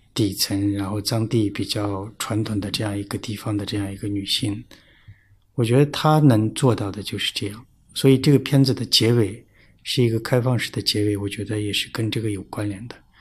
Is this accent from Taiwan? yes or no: no; Tibetan areas, China; moved away; 在藏地不会分得那么清楚嗯。但是就我们老家那边就是，呃，宁玛巴嘛啊，因为对。宁玛巴寺院啊什么的。然后我这个名字也是跟宁玛巴有关联的